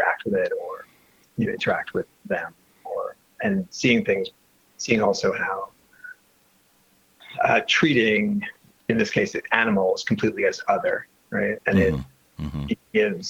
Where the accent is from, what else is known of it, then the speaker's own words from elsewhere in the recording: New York City, New York, United States; also born or lived in Lower East Side, New York City; I grew up in Brooklyn, but I've been living on the Lower East Side for the last 7 or 8 years.